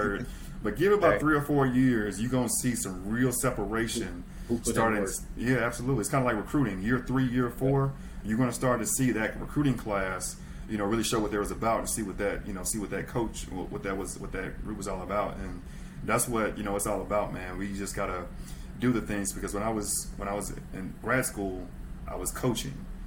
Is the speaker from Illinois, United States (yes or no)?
no; Mississippi, United States; Super South. Super South. I'm from Mississippi